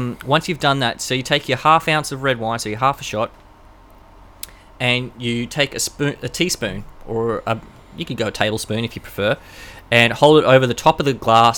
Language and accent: English; Queensland, Australia; I am from Queensland